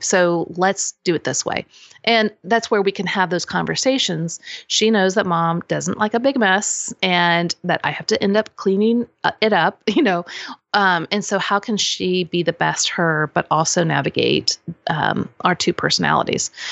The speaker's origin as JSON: {"language": "English", "town": "Kansas City", "country": "United States", "also_born_or_lived": "Lawrence, Kansas / Normal, Illinois / Saint Louis, Missouri", "moved": "as an adult", "lives_now": "Franklin, United States", "said": "I'm originally from Kansas City"}